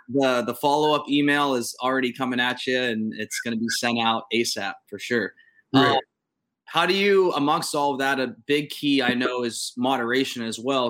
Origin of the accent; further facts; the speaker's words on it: Youngstown, Ohio, United States; I'm from Youngstown, which is an hour west of you